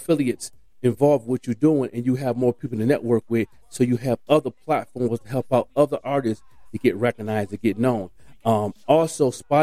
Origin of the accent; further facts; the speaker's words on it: Buffalo, New York, United States; in my hometown, Buffalo